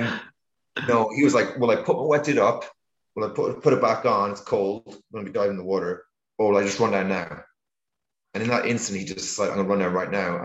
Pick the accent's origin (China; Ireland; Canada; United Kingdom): Ireland; when I was growing up in Ireland, it was the best place on earth to go bodyboarding